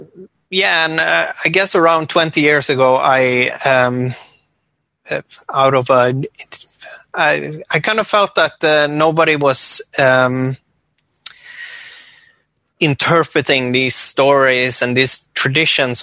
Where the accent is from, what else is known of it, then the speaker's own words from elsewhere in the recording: west coast of Norway, island north of Bergen, Vestland, Norway; I come from the west coast of Norway, small inland island north of a city called Bergen.